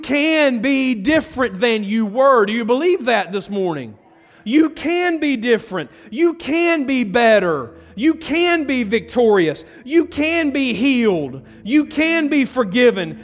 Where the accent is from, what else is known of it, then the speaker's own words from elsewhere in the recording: Carrollton, Georgia, United States; also born or lived in Bremen; now in Buchanan, United States; I grew up in Carrollton